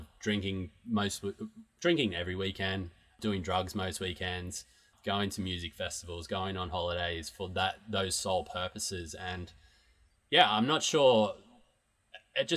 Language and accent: English; Newcastle, New South Wales, Australia; moved away; the city that I grew up in Newcastle in Australia